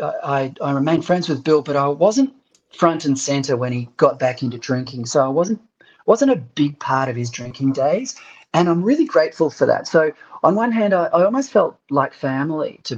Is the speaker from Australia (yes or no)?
yes; Perth, Western Australia, Australia; moved away as an adult; also born or lived in Adelaide; now in Sydney, Australia; I grew up in Perth